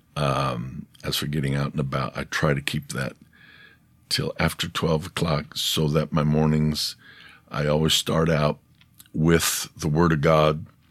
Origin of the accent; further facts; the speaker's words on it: United States; I'm American.